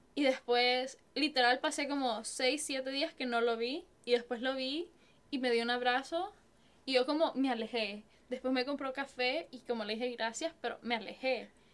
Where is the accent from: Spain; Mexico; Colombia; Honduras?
Honduras; now in San Antonio, United States; Yo soy de Honduras